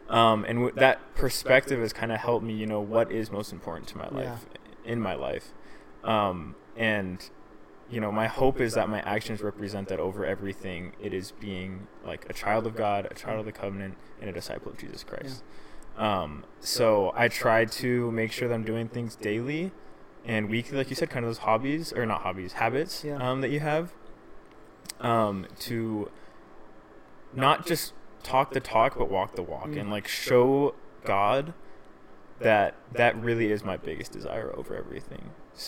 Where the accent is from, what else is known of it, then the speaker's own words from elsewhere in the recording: Boston, Massachusetts, United States; I feel like people are kind of different out there, and, like, I grew up in Boston.